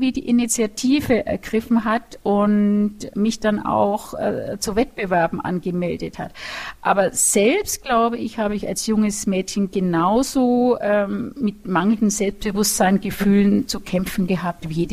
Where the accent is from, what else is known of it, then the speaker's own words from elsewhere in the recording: Nuremberg, Bavaria, Germany; nämlich ich bin ja aus Nürnberg und es war in Erlangen und mit dem Bus war es halt doch eineinhalb Stunden immer Hinfahrt.